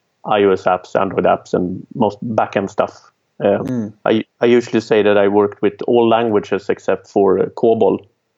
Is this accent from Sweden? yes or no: yes; Sweden; I'm from Sweden.